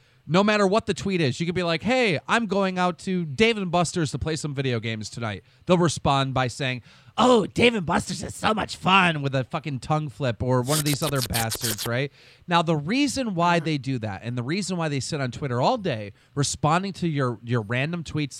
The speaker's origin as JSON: {"language": "English", "country": "United States", "said": "to me, an American"}